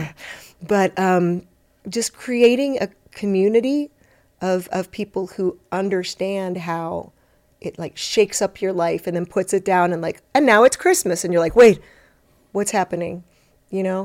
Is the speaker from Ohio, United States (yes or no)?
yes; Cincinnati, Ohio, United States; moved away; also born or lived in Detroit; I grew up in Cincinnati